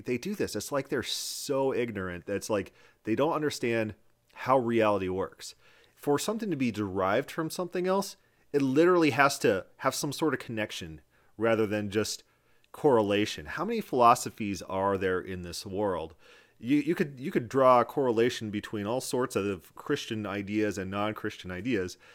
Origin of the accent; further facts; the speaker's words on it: South Dakota, United States; moved away; I was from South Dakota at the time